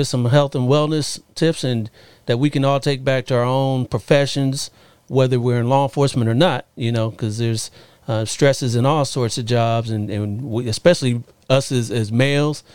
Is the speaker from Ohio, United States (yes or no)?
yes; Ohio, United States; Years ago when I was a kid, I grew up in Ohio